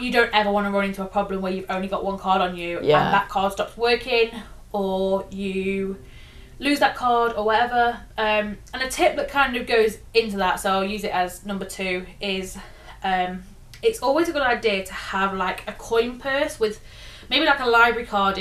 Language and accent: English; England, United Kingdom; we're very fortunate as English people that most people speak our language